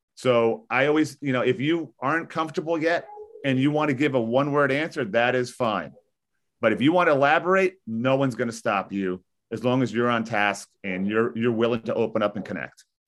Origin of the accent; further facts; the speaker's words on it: Maplewood, New Jersey, United States; I grew up in this area. I, I'm twenty-two miles west of New York City. I live in a beautiful town called Maplewood, New Jersey